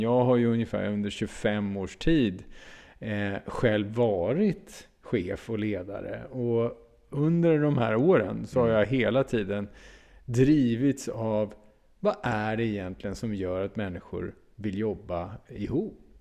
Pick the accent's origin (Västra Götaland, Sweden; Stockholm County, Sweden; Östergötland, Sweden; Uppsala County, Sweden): Uppsala County, Sweden; Uppsala; jag kom från Uppsala